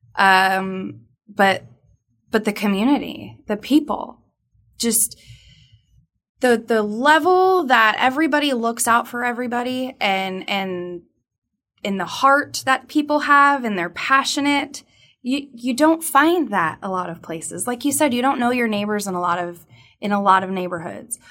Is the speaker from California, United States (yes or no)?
yes; Southern California, United States; I am from Southern California.